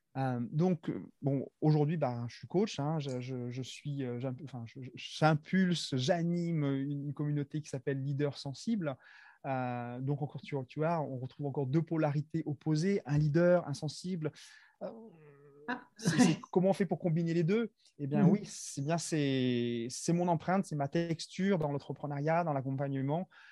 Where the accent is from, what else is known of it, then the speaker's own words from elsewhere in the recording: Madagascar; moved away as an adult; now in France; je suis originaire de Madagascar